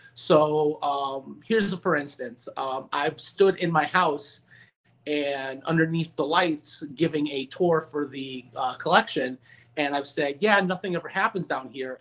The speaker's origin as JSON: {"language": "English", "town": "Meriden", "region": "Connecticut", "country": "United States", "tie": "born or raised there"}